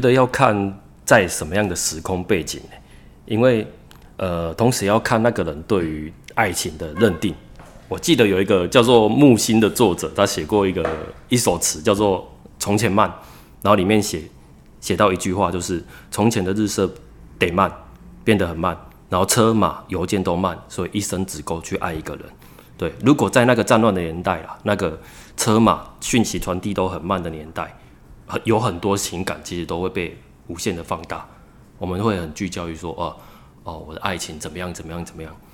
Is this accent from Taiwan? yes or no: yes; Tamsui, New Taipei, Taiwan; 我是一个淡水人，然后我是一个编剧，从事创作大概已经有十年了